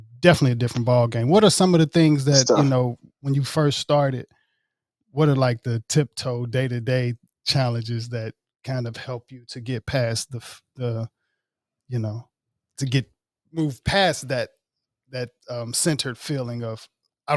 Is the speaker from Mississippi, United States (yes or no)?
yes; Jackson, Mississippi, United States; moved away; also born or lived in Oxford, Mississippi / Marietta, Georgia; I was born in Oxford, raised in Jackson.